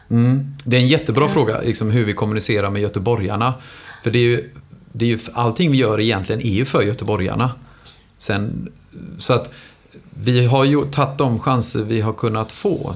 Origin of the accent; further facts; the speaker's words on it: Gothenburg, Västra Götaland, Sweden; jag är ju lika mycket göteborgare som alla andra här